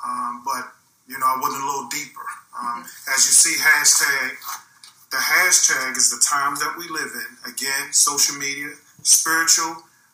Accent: Baltimore, Maryland, United States; Well, Glennie, I'm from Baltimore, Maryland. I grew up in Northeast Baltimore, in the Northwood area. I represent Northwood all the way to Mervo High School.

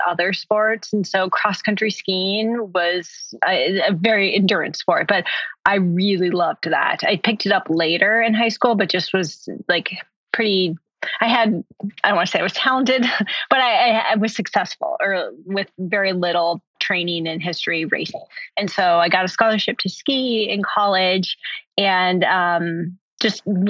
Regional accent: Minnesota, United States; I grew up in Minnesota

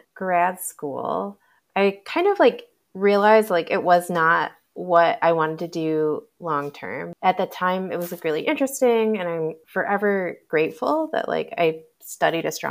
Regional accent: Michigan, United States; also born or lived in Boston / Bay Area; now in Austin, United States; I grew up in Michigan, which is in Eastern time

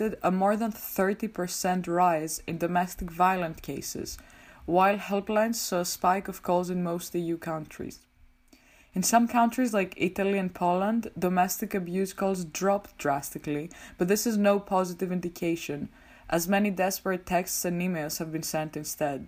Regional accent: Greece; moved away as an adult; now in Amsterdam, Netherlands; I am originally from Greece, but I'm currently doing my master's in political communication at the University of Amsterdam.

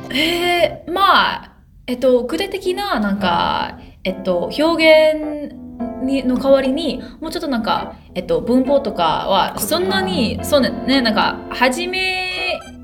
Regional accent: California, United States; first language English; Japanese is a second language; アメリカで住んでいたんけど、えっと、母語は英語ですけど

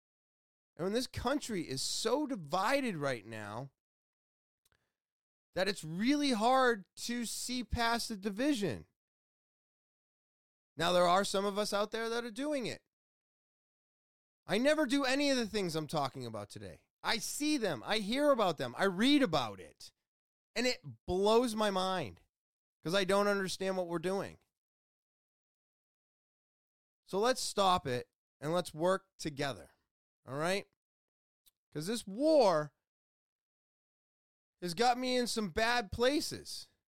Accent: United States; I was born in America. But as I've gone over a bunch of times, I'm Scottish. I'm Irish. I'm Western European. I'm Norwegian.

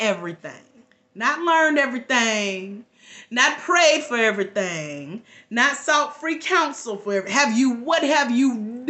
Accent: Georgia, United States; I'm from Georgia.

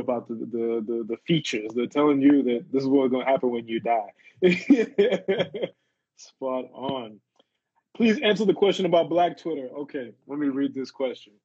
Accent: Zimbabwe; moved away; also born or lived in South Africa; I'm originally from Zim, and we started Twimbos up in Zim

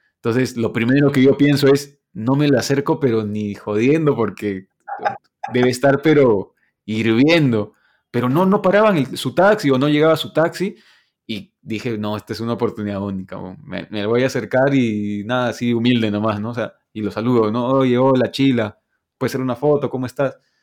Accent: Peru; soy peruano

